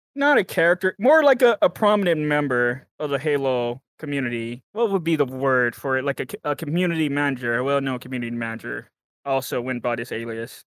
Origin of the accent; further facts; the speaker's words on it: Texas, United States; I am from America, Texas, specifically the state of Texas